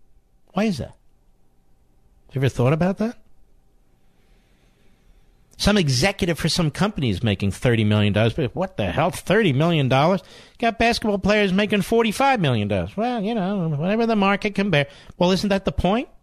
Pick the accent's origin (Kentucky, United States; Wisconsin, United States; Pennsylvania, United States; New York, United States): Pennsylvania, United States; Philadelphia; as a Philadelphian